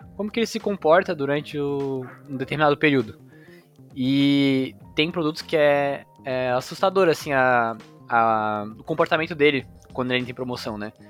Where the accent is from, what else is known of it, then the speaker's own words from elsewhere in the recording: Florianópolis, Santa Catarina, Brazil; also born or lived in São Paulo; eu sou natural de São Paulo. É, vim para Florianópolis aqui, bem pequena. Então moro em Floripa